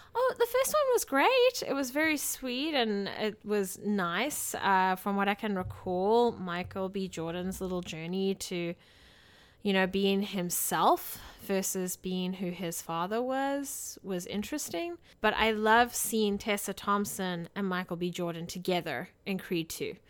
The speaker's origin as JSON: {"language": "English", "country": "South Africa", "tie": "born or raised there", "moved": "yes", "said": "as a South African citizen. You know, growing up in South Africa"}